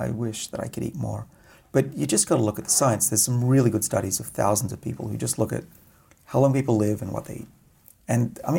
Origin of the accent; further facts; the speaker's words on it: Australia; moved away; I'm Australian after all.